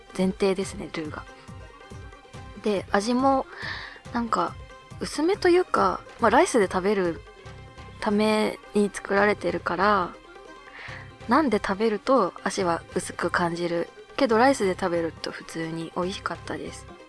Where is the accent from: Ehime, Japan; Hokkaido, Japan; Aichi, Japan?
Hokkaido, Japan; born or raised there; now in Tokyo, Japan